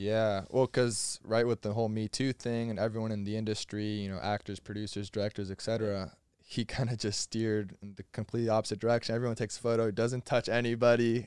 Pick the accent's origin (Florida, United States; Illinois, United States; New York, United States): Florida, United States; I'm from Florida.